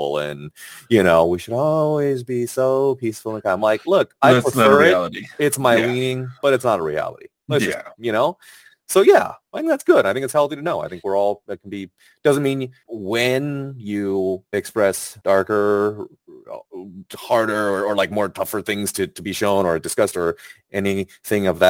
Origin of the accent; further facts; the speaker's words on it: China; I was born in China